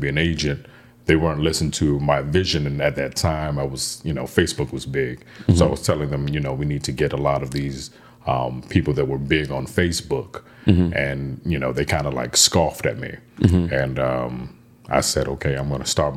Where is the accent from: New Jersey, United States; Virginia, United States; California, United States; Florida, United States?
Florida, United States; Broward; also born or lived in Carol City, Florida; I was born in like Carroll City area, mm-hmm. and then I was raised in Broward.